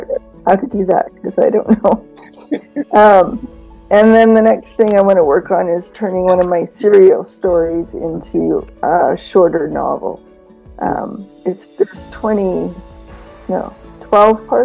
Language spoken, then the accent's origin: English; Canada; I am from Canada